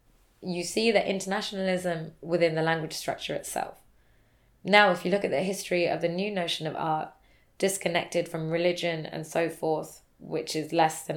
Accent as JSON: {"language": "English", "country": "United Kingdom", "said": "I'm British Indian"}